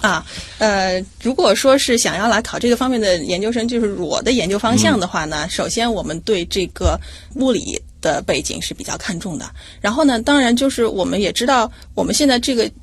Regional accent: Hefei, Anhui, China; moved away as an adult; 我的老家是安徽省合肥市

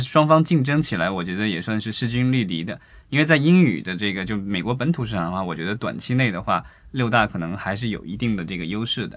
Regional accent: China; 我们伟大的祖国

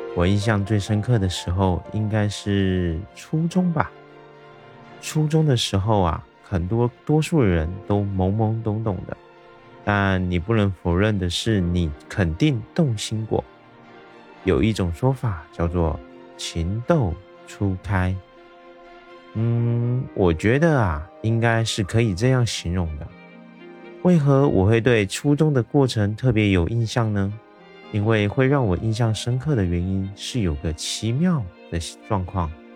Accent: Taiwan; 我是一位来自台湾的小哥哥

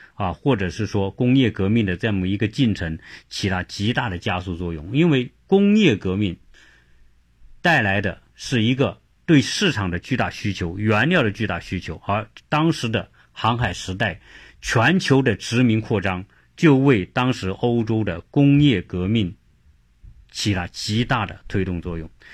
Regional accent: China; moved away as an adult; also born or lived in Zhuhai; now in United States; 我们中国人喜喜欢玩小聪明

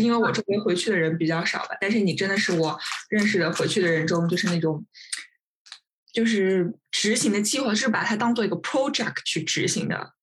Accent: China; moved away as an adult; now in Sweden; 我周围的同事，他们就是虽然是，都是瑞典人，就我一个中国人

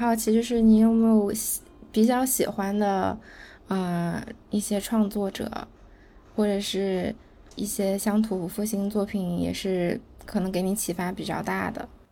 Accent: Guangzhou, Guangdong, China; 我是广州人嘛

